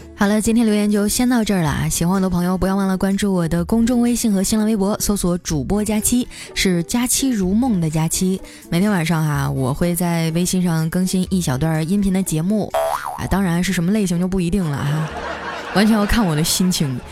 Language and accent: Chinese; Northeast China, China; moved away; 我也是东北人，我是丹东爱养的